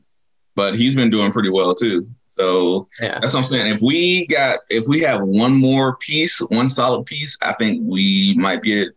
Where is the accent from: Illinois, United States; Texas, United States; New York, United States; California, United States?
Illinois, United States; Chicago; I'm from Chicago